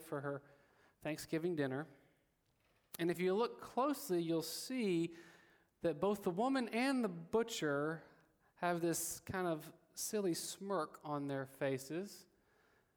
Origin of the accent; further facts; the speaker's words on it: Alabama, United States; I am from Alabama